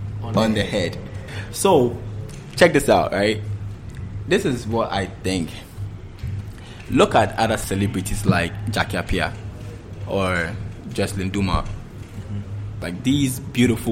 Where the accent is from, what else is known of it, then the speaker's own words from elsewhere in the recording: Ghana; as Ghanaians